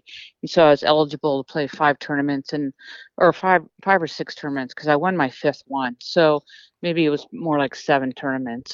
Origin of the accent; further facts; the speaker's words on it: United States; being American